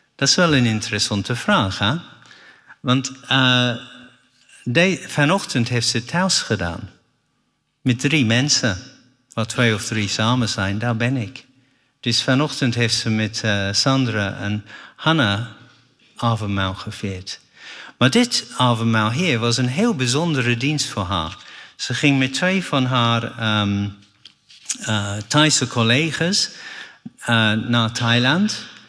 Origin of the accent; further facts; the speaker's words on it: England, United Kingdom; Dutch is a second language; moved away as an adult; now in Netherlands; door de genade van God ben ik een Engelsman. Want ik heb niet gekozen om in Engeland geboren te zijn